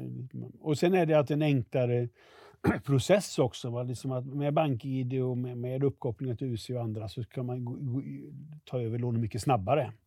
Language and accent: Swedish; Västergötland, Västra Götaland, Sweden; jag kommer från Västergötland